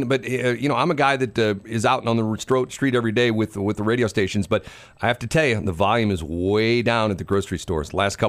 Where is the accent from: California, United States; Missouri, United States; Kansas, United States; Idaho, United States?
Missouri, United States; St. Louis; Yeah, we're both from St.